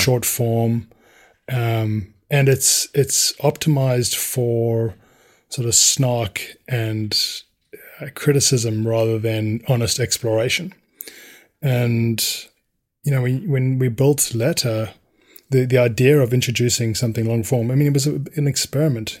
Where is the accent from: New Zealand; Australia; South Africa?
South Africa; growing up in South Africa and how violent that environment was